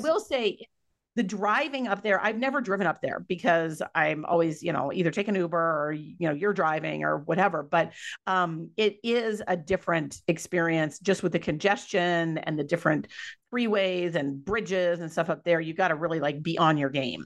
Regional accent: Minnesota, United States; moved away; also born or lived in California; I'm from Minnesota

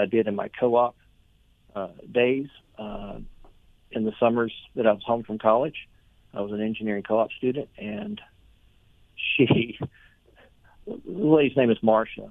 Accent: Lexington, Tennessee, United States; Grew up on a small farming community in West Tennessee

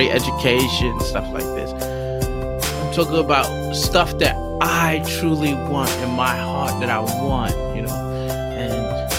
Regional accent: United States; now in Shanghai, China; I'm African American

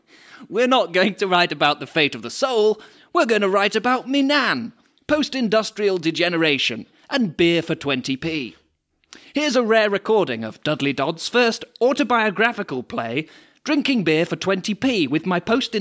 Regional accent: France; I grew up in France. Gorgeous.

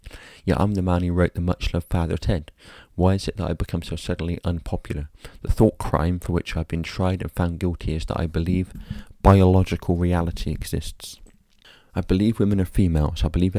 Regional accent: Ireland; often while cursing because I'm Irish.

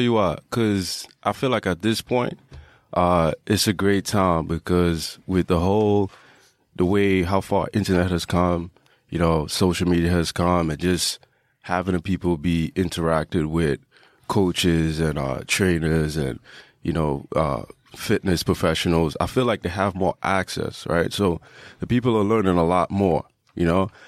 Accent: Trinidad & Tobago; I grew up in Trinidad

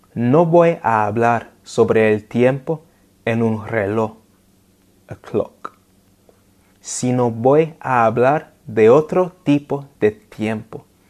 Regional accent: London, United Kingdom; first language English; Spanish is a second language; mi ciudad natal, Londres

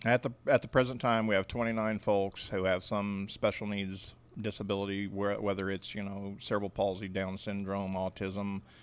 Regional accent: Independence, Missouri, United States; moved away as an adult; also born or lived in Kansas City, Kansas / Odessa, Missouri; now in Lawrenceville, Georgia, United States; I grew up in a place called Independence, Missouri

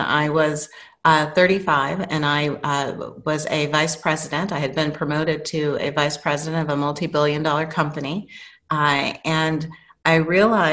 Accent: New Mexico, United States; moved away as an adult; I was growing up in New Mexico in high school and had gone to my first year college in New Mexico

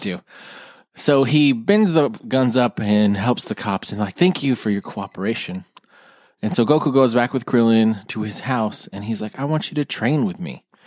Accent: Houston, Texas, United States; we're from Houston

